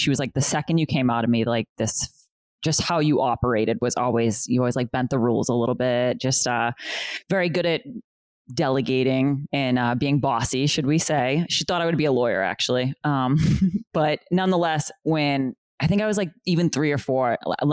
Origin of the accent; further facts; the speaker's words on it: Boston, Massachusetts, United States; moved away as an adult; also born or lived in Chelsea, Massachusetts; now in New Hampshire, United States; I was born in Chelsea, Massachusetts. And then we moved to West Roxbury because I got into Boston Latin Academy